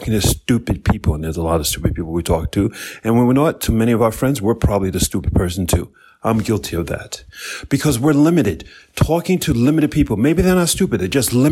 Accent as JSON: {"language": "English", "region": "New York", "country": "United States", "said": "I'm from New York"}